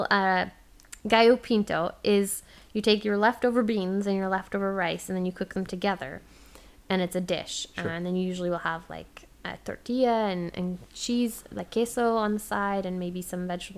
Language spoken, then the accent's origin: English; Ontario, Canada; moved away; as a Canadian